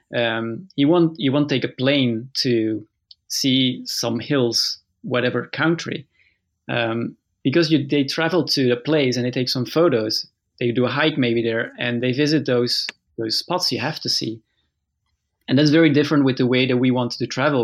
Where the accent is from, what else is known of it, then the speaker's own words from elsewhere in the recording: Flanders, Belgium; moved away; also born or lived in Leuven, Belgium; That's where I was born, and then I moved with my parents to the north of Belgium, where I basically lived my whole life